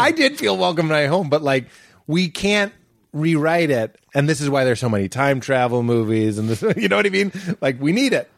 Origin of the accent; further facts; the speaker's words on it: Boston, Massachusetts, United States; moved away; I'm from Boston, it's such a sports place